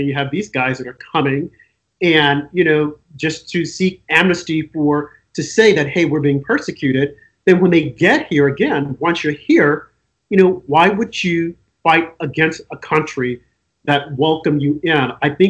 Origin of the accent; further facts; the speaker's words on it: United States; as an American